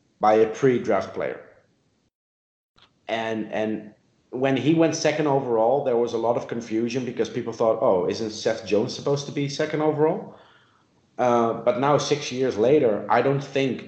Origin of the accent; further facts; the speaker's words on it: Netherlands; moved away; also born or lived in South Africa; I grew up in the Netherlands. I lived in South Africa.